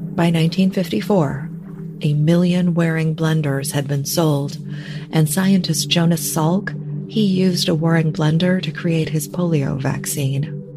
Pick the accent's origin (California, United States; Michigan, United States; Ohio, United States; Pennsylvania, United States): Michigan, United States; Detroit; Growing up in Metro Detroit